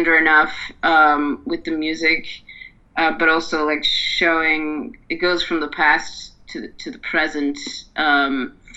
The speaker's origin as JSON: {"language": "English", "town": "Dublin", "region": "Leinster", "country": "Ireland", "moved": "yes", "said": "So I'm from Dublin, so I'm going to visit family in Dublin"}